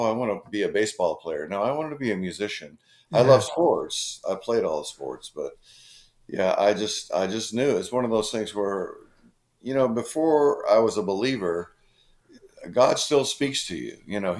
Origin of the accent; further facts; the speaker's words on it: Seattle, Washington, United States; I grew up in Seattle